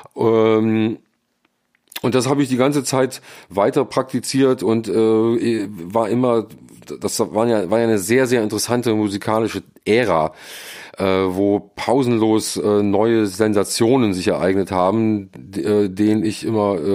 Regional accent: Friedrichshafen, Baden-Württemberg, Germany; also born or lived in Mannheim / Cologne; now in Seoul, South Korea; Ich bin in Mannheim geboren, bin mit acht Jahren an den Bodensee gezogen nach Friedrichshafen

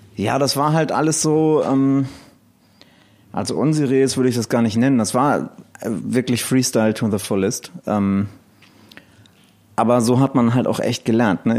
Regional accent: Elmshorn, Schleswig-Holstein, Germany; ich komme aus Elmshorn, äh, beziehungsweise noch genauer aus einem Dorf bei Elmshorn

